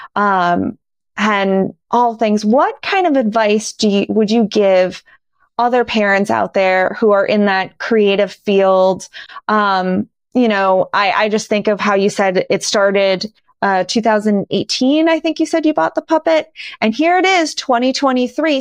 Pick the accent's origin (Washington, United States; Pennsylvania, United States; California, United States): Pennsylvania, United States; Scranton; moved away as an adult; now in Los Angeles, United States; my hometown of dear old Scranton, Pennsylvania